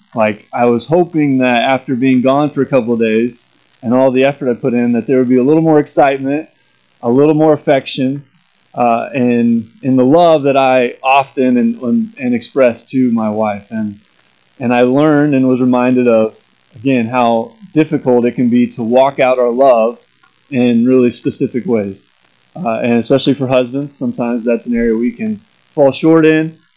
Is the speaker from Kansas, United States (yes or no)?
yes; Corning, Kansas, United States; moved away as an adult; also born or lived in Lawrence, Kansas / Lincoln, Nebraska; my hometown of Corning, Kansas, is where I grew up